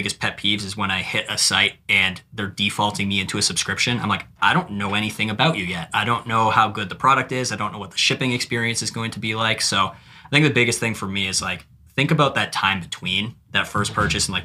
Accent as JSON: {"language": "English", "country": "Canada", "said": "I'm Canadian"}